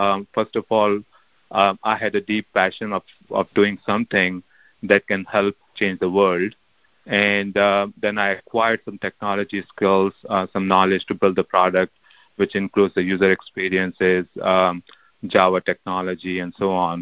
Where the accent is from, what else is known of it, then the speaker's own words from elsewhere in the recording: India; I grew up in India